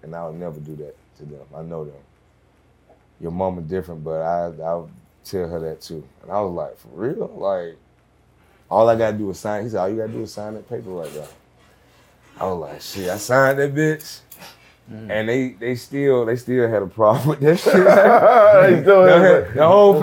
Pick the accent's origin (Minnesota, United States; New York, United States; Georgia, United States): Georgia, United States; Atlanta; I'm from real Atlanta